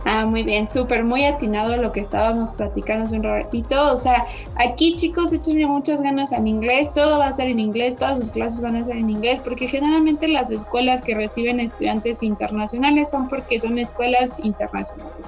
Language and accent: Spanish; Querétaro, Mexico; Soy 100% caretana